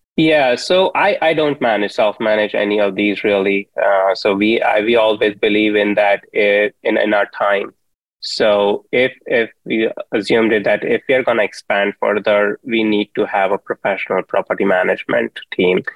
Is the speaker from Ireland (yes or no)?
no; India; moved away; I grew up in India